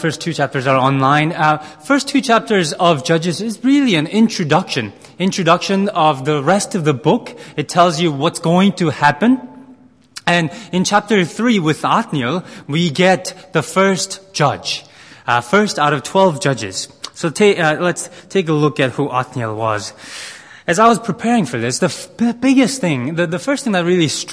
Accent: United States; as a Korean American, as a person who was sort of minority growing up in America

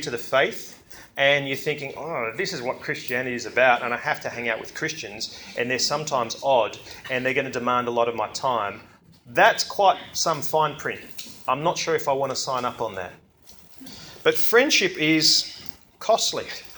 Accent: Australia; I'm from Belgium, okay, well, my mother is and all my cousins are from Belgium. I grew up in Australia

